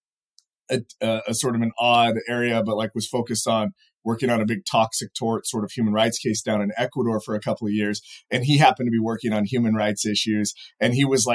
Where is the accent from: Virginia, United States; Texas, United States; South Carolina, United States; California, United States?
California, United States; Fresno; growing up in Fresno, California, right in the middle of the state